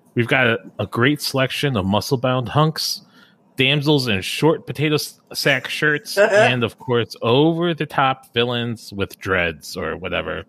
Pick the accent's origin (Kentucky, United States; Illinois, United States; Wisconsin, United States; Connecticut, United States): Illinois, United States; Chicago; growing up around Chicagoland, uh, we didn't have like TBS or HBO, but we had WGN, the Superstation